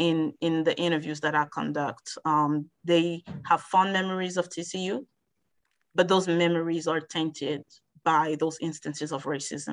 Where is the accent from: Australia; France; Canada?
France; also born or lived in Algeria; now in United States; I was born in France. And my family traveled a lot, but I spent my childhood in 2 countries, Algeria, which is in North Africa, and in France as well. And I've been in the United States since 2001.